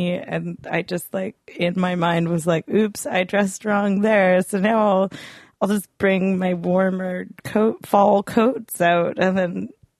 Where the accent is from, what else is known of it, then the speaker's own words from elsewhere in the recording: Port Coquitlam, British Columbia, Canada; I'm from Port Coquitlam. I'm the port side of that.